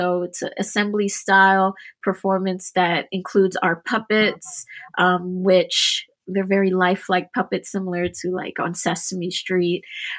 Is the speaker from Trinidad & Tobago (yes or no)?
yes; Trinidad & Tobago; Trinidadians, we consider ourselves to be a Callaloo people.